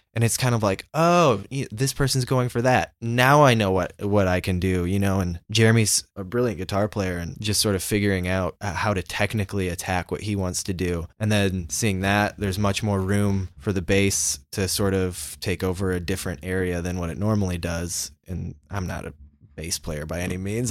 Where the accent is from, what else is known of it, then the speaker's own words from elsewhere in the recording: Indiana, United States; we're from Indiana.